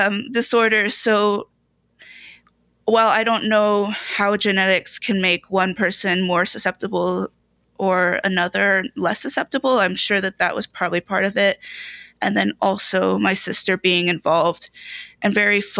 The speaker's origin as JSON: {"language": "English", "country": "United States", "said": "full American"}